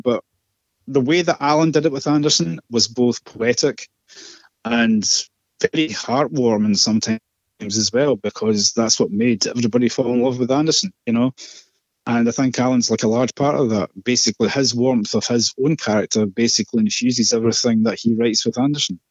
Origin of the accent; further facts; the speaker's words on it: Scotland, United Kingdom; I'm Scottish